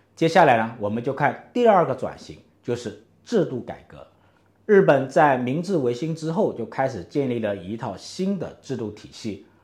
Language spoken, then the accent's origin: Chinese; China; 我们中国人